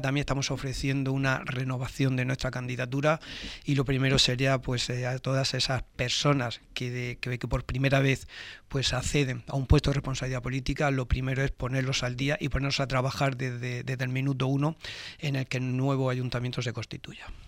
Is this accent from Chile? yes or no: no; Torre Pacheco, Region of Murcia, Spain; trabajar por mi municipio, por mi pueblo